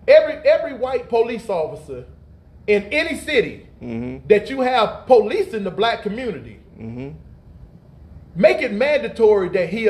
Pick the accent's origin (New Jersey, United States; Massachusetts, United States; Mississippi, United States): Mississippi, United States; I'm from Mississippi.